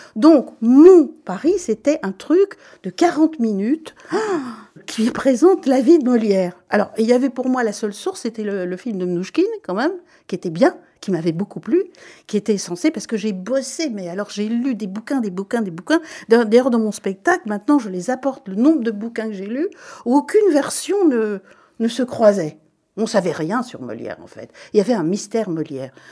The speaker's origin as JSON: {"language": "French", "country": "Belgium", "said": "je suis belge et je le revendique"}